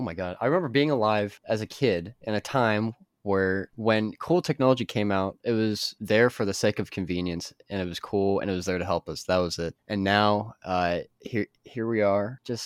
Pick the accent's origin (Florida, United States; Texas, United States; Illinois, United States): Florida, United States; even though we're from Florida, that is our name.